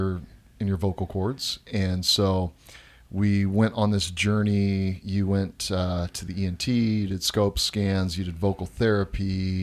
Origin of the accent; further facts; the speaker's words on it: Tacoma, Washington, United States; So Amber grew up in Central Washington. I grew up in Tacoma.